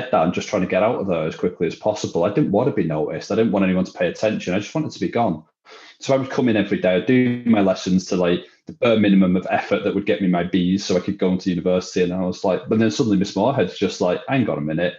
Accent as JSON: {"language": "English", "town": "Widnes", "region": "North West England", "country": "United Kingdom", "tie": "born or raised there", "moved": "as an adult", "said": "my only interest in Widnes was leaving it as quickly as possible. Like I did not want to be there growing up."}